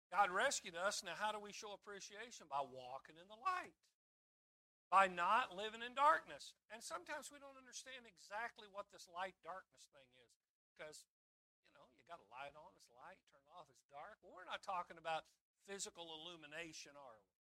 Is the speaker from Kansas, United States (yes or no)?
yes; Kansas, United States; growing up in Kansas